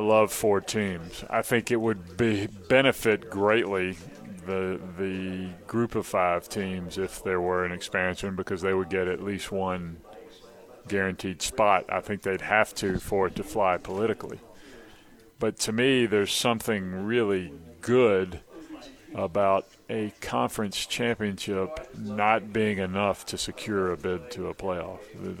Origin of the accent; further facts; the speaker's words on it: Mobile, Alabama, United States; Mobile, Alabama.